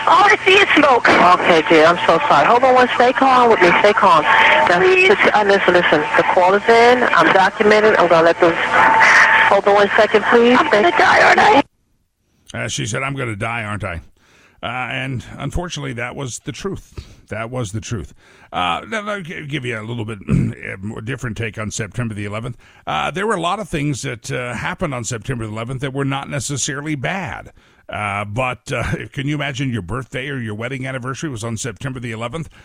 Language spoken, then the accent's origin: English; New York, United States; I was born in New York and I lived about, I guess, a mile and a half away from the former Twin Towers